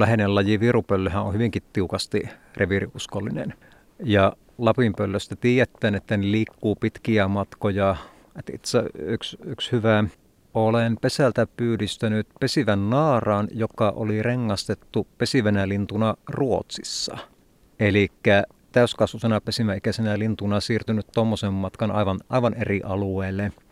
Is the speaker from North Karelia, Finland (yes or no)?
yes; Polvijärvi, North Karelia, Finland; kotipitäjässä Polovijärvellä